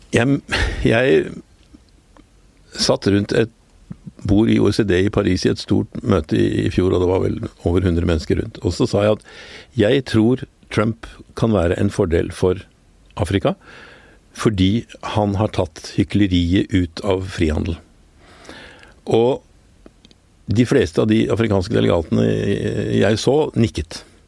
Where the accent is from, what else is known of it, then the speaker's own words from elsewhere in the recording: Oslo, Norway; jeg vokste opp på Skillebekk, nederst i Gabels gate